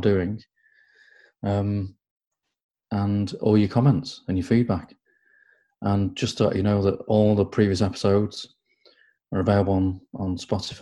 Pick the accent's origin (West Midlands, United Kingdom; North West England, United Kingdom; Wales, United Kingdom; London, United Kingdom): North West England, United Kingdom; Nantwich; born in Nantwich